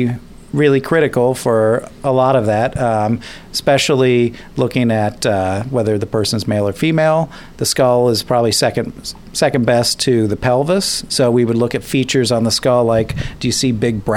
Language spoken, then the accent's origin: English; Kansas, United States; growing up in Kansas, and as a kid, I would spend the summers in the funeral home